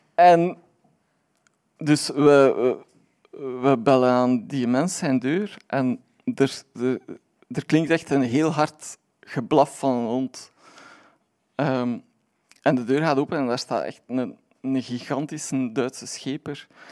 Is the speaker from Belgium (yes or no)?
yes; Aalst, Flanders, Belgium; ik ben van Aalst